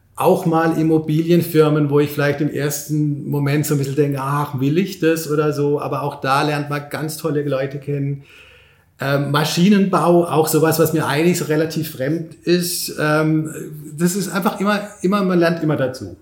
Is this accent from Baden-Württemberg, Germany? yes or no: yes; Pforzheim, Baden-Württemberg, Germany; moved away as an adult; now in Berlin, Germany; hier mal wieder in Pforzheim zu sein. Ich komme ja hier aus der Region